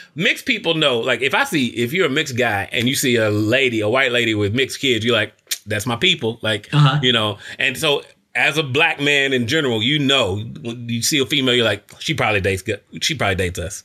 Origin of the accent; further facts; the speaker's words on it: Kentucky, United States; I'm from Kentucky